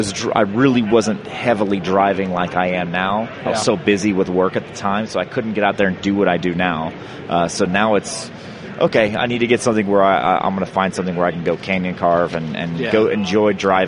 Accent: Dallas, Texas, United States; moved away; I'm from Dallas. I'm from Texas originally

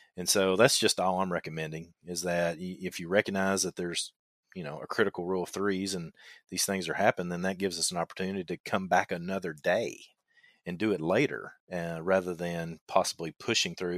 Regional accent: Kentucky, United States; accent: twang; I know I've got a twang in my voice, and I'm from Kentucky

